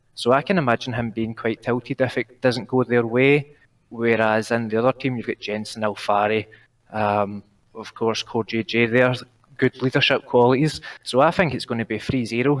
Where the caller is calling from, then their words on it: Scotland, United Kingdom; I'm calling from Scotland. I live just outside of Glasgow